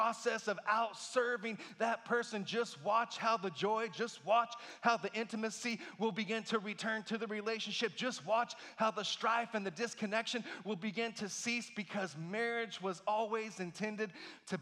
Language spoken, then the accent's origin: English; Texas Panhandle, United States; I grew up in the Texas Panhandle.